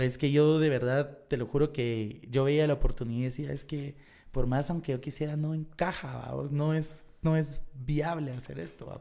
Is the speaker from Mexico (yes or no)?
no; Guatemala; nosotros salimos de Guateca